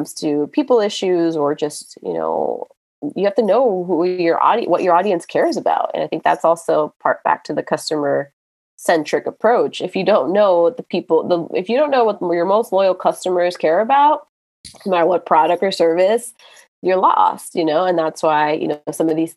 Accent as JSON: {"language": "English", "town": "Miami", "region": "Florida", "country": "United States", "said": "I'm from Miami"}